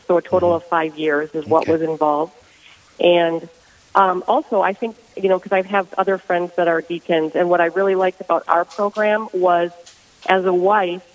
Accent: Ortonville, Minnesota, United States; I am from Ortonville, Minnesota

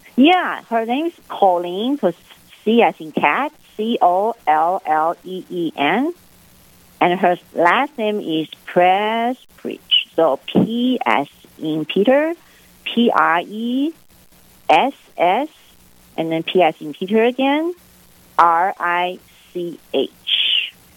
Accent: Taipei, Taiwan; moved away as an adult; also born or lived in Fresno, California / Kansas / Aberdeen; I was born raised in Taipei, uh, which is the capital of Taiwan.

